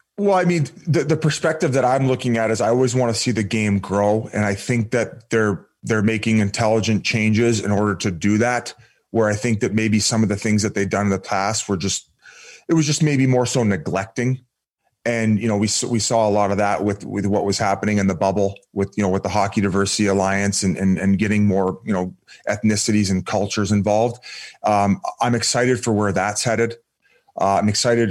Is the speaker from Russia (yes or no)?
no; Welland, Ontario, Canada; I grew up in Welland, well in Ontario in a small town